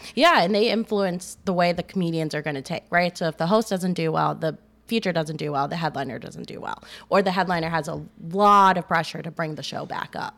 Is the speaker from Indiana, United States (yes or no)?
no; Maryland, United States; now in Chicago, United States; I did a year back home. I'm from Maryland